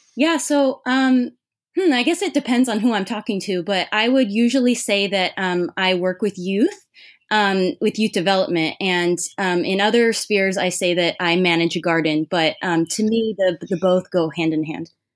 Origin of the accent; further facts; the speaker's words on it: Irvine, California, United States; moved away as an adult; also born or lived in Santa Cruz, United States; now in Los Angeles, United States; I grew up in Orange County in Irvine.